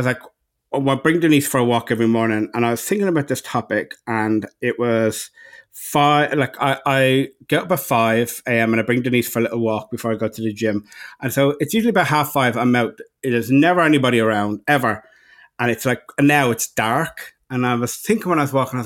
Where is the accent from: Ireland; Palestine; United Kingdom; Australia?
Ireland; now in Los Angeles, United States; And I'm the Irishman